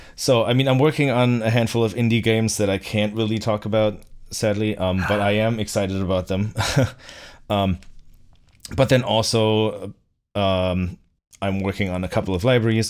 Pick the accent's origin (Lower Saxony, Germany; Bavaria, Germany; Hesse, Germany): Lower Saxony, Germany; Bückeburg; now in Boston, United States; my hometown, um, of Bückeburg in, uh, in, uh, Lower Saxony